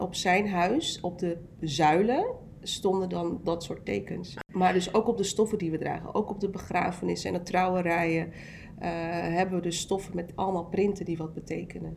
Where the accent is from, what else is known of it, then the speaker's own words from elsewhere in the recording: Almere, Flevoland, Netherlands; also born or lived in North Brabant / Amsterdam Zuidoost; Ik ben in Brabant geboren en toen is mijn moeder met mijn vader verhuisd naar Amsterdam Zuidoost. Eh, en vervolgens zijn we naar Almere verhuisd